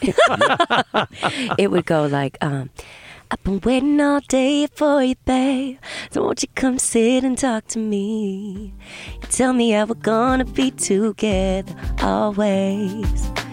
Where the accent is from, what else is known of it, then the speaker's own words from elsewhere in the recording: south of Boston, Massachusetts, United States; also born or lived in Vermont / New England; I grew up mostly in, uh, south of Boston.